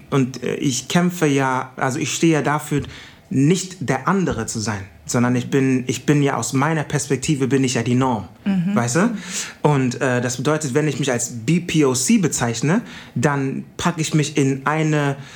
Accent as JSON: {"language": "German", "town": "Kumasi", "region": "Ashanti", "country": "Ghana", "said": "Und ich erzähle, ich komme aus Ghana und es ist äh, Kumasi und das ist Kwamo. Kwamo ist ein Dorf in Kumasi"}